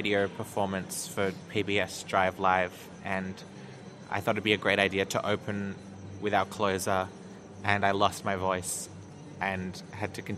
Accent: Melbourne, Victoria, Australia; my hometown in so-called Melbourne

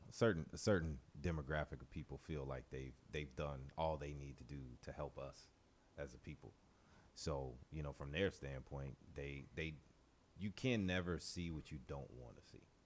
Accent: New Orleans, Louisiana, United States; growing up in New Orleans

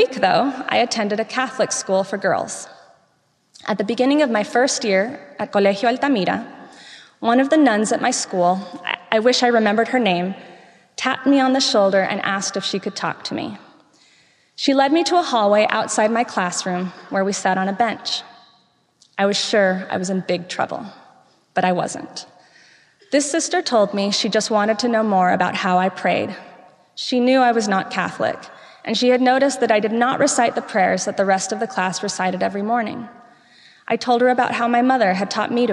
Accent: Venezuela; moved away; growing up in Venezuela

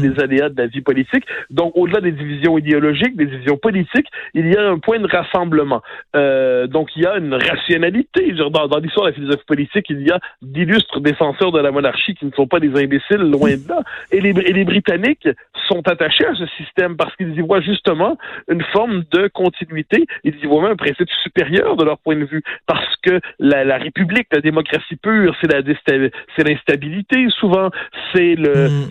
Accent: Quebec, Canada

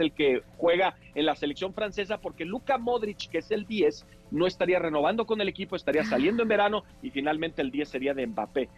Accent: Mexico; para los mexicanos nos debe dar mucho orgullo. Es que yo sé que luego somos bien malinchistas

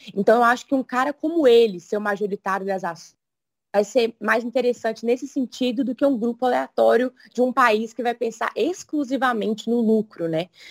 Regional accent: Brazil; eu sou do Brasil

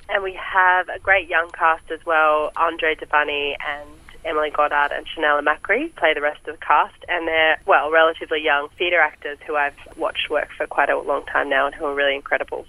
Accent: Seymour, Victoria, Australia; moved away as an adult; now in Melbourne, Australia; I grew up in Seymour

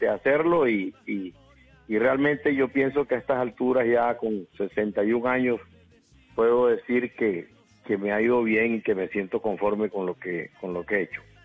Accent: Valledupar, Cesar, Colombia; yo nací en Valledupar. Eh, no, Valledupar era un pueblo, pueblo, estamos hablando de 1900, yo nazco en 1959, un pueblo, una vida de pueblo, de barrio

